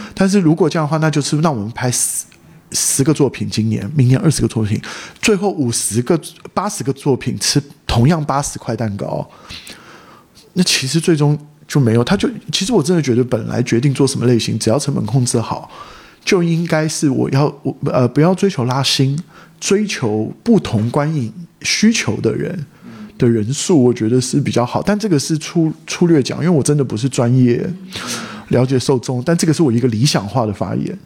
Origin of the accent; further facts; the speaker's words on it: Taipei, Taiwan; moved away as an adult; 我在台北长大